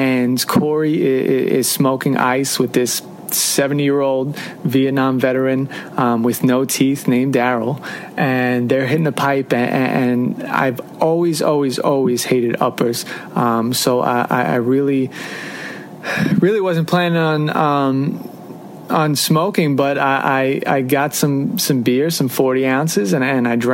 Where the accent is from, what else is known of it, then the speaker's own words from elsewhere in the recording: Long Island, New York, United States; moved away as an adult; also born or lived in Jackson, Mississippi; I'm from Long Island, New York